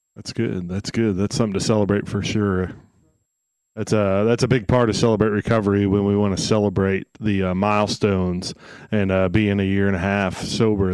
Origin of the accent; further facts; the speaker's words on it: Henry, Illinois, United States; I grew up in Henry, Illinois.